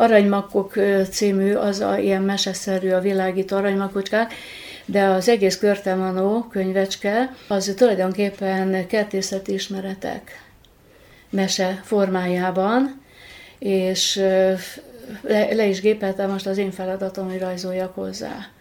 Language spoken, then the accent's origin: Hungarian; Kölesd, Tolna, Hungary; now in Érd, Hungary; Szülőfalom az Tolna megye Köles, de egy nagyon szép, poétikus falu. Természet közelben nőttem fel